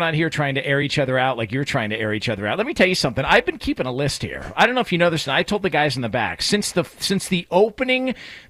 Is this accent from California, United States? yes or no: yes; Thousand Oaks, California, United States; Look, I'm from Thousand Oaks, California.